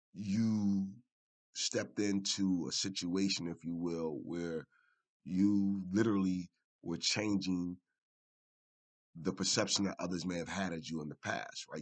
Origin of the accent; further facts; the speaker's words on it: Philadelphia, Pennsylvania, United States; in West Philadelphia was, was, was a delight to see for me as a, as, as a, as a young man at four or five years old. And um, one day I attended Huey Elementary, which was on 52nd, 52nd